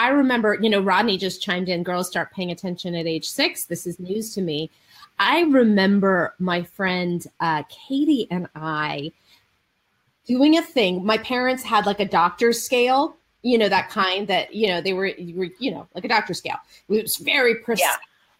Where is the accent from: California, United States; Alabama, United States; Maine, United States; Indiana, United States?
California, United States; Marin County; now in Los Angeles, United States; I grew up in Marin County.